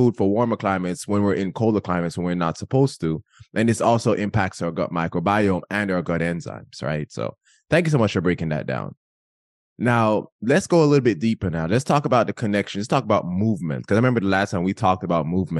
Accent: Jamaica; moved away; I was born and raised in Jamaica

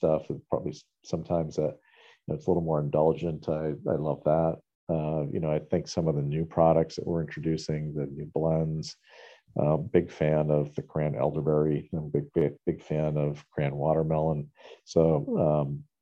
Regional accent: New Hampshire, United States; growing up in New Hampshire

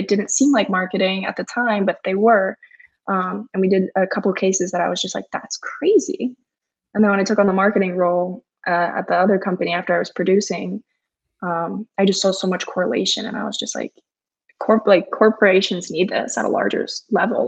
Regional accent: Fort Lauderdale, Florida, United States; I grew up in South Florida, Fort Lauderdale

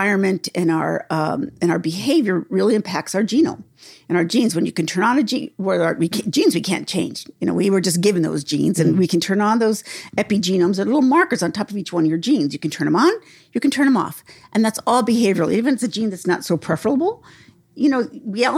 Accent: New Mexico, United States; I'm from New Mexico

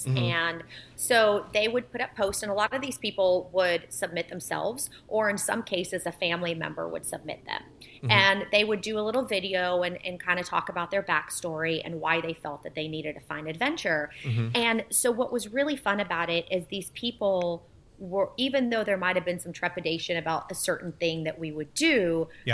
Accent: Bartlesville, Oklahoma, United States; also born or lived in Warsaw, Poland; we came to the United States and settled in Bartlesville, Oklahoma

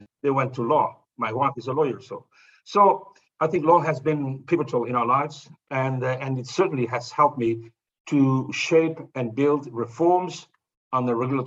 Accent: Azores, Portugal; where I was born in the Azores, we didn't have television

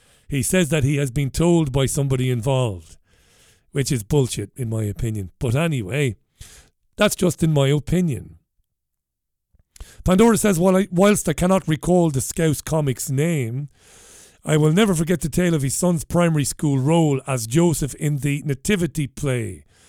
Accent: Ireland; And these are the things that I noticed growing up in Ireland that I didn't like, that I thought were bizarre.

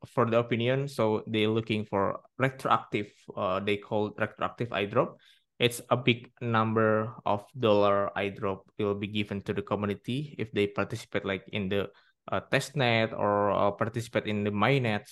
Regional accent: Indonesia; I'm from Indonesia

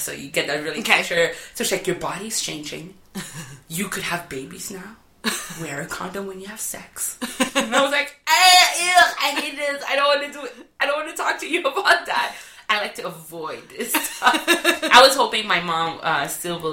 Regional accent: Montreal, Quebec, Canada; first language French; English is a second language; moved away as an adult; now in Toronto, Canada; I grew up in Montreal

